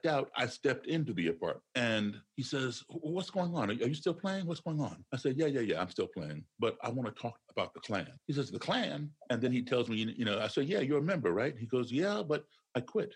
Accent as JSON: {"language": "English", "town": "Chicago", "region": "Illinois", "country": "United States", "moved": "yes", "lives_now": "Maryland, United States", "said": "I'm not from Maryland. I'm from Chicago originally, but I'm going to start here in Maryland where I live"}